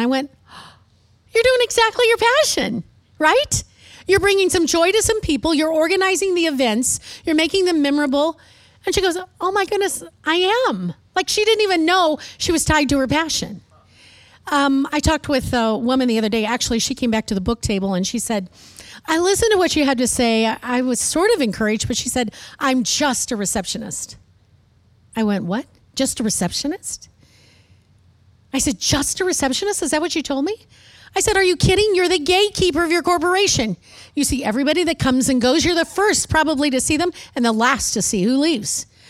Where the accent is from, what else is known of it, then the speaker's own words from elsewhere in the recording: Midwest, United States; now in Texas, United States; when I first moved to Texas, it was such a culture shock. And maybe you can't understand this, but I was raised in the Midwest where I learned how to talk normal. Then I moved to Texas.